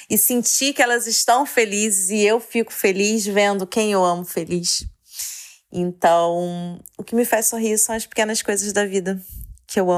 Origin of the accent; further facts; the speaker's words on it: Rio de Janeiro, Brazil; eu tenho 34 anos e sou do Rio de Janeiro.